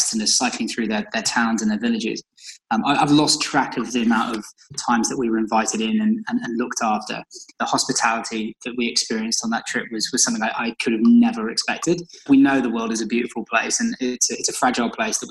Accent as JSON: {"language": "English", "town": "Shrewsbury", "region": "West Midlands", "country": "United Kingdom", "tie": "born or raised there", "also_born_or_lived": "London", "moved": "as an adult", "said": "my hometown in Shrewsbury"}